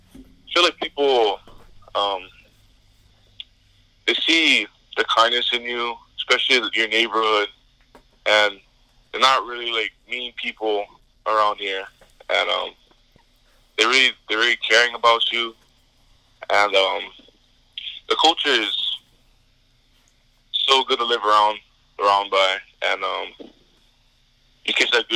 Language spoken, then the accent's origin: English; Hawaii, United States; It's very hot over here, especially where I live on the west side of the island